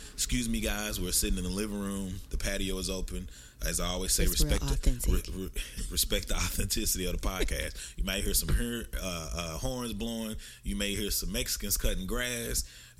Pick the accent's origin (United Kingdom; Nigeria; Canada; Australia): Nigeria; now in Dallas, United States; I'm from the Igbo tribe in Nigeria.